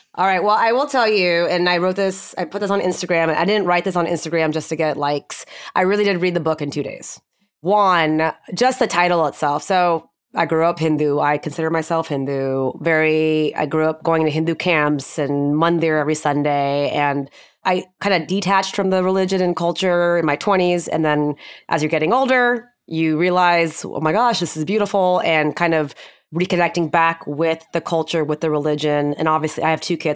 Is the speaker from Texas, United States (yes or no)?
yes; Houston, Texas, United States; moved away as an adult; also born or lived in Austin; now in Dallas, United States; I was born and raised in Houston